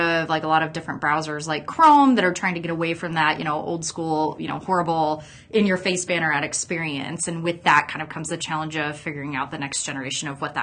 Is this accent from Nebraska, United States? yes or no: yes; Gretna, Nebraska, United States; I grew up out in Gretna on a farm